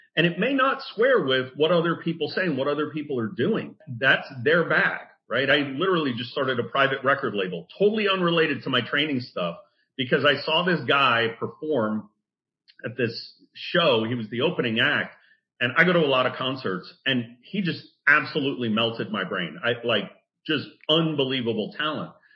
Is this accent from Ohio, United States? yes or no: no; New Jersey, United States; I'm from Jersey